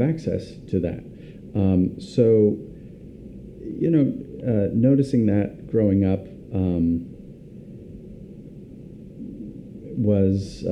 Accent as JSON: {"language": "English", "town": "Pasadena", "region": "California", "country": "United States", "tie": "born or raised there", "moved": "yes", "said": "I grew up in Pasadena, California"}